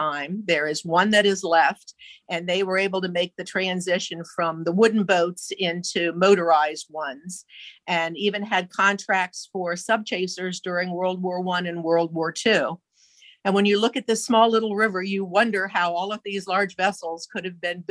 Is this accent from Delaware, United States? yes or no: yes; Milford, Delaware, United States; I grew up in Milford and I knew nothing about Milford history